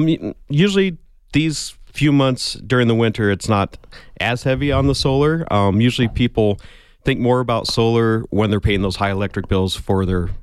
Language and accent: English; Tucson, Arizona, United States; I grew up here in Tucson.